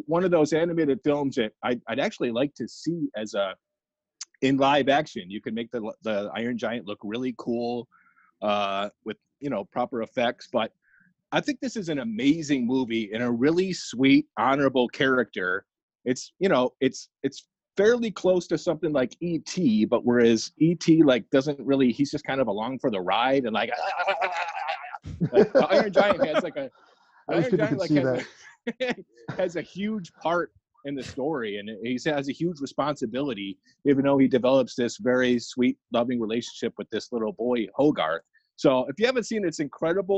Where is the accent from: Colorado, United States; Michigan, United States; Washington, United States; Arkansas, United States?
Michigan, United States; Brighton; also born or lived in Livonia, Michigan; I grew up in Livonia, then I moved to town Brighton or Heartland